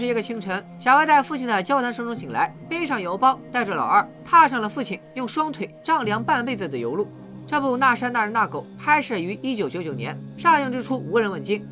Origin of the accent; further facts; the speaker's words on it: China; 这就是我们中国人表达情感的方式